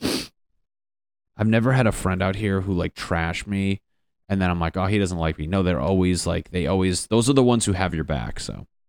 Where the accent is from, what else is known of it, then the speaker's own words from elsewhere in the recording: Connecticut, United States; moved away as an adult; now in Los Angeles, United States; I'm from Connecticut